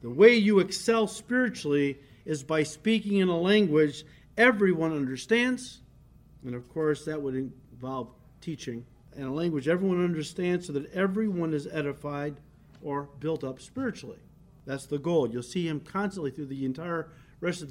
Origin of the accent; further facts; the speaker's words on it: United States; first language English; As an American, of course, we have grown up with our language, English